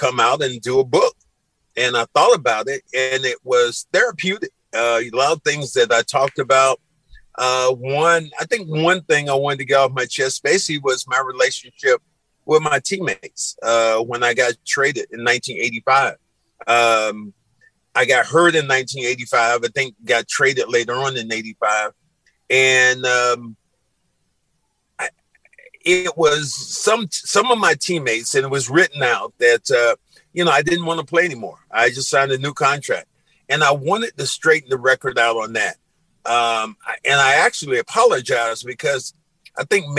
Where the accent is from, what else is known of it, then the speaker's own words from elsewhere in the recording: the South, United States; I'm from the South